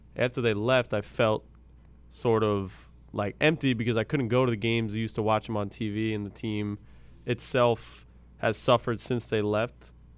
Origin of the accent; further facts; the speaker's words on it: Long Island, New York, United States; I'm from Long Island, New York